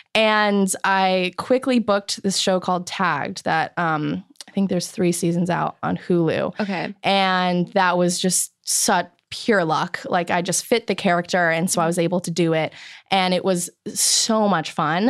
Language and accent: English; Chicago, Illinois, United States; now in Los Angeles, United States; I'm from Chicago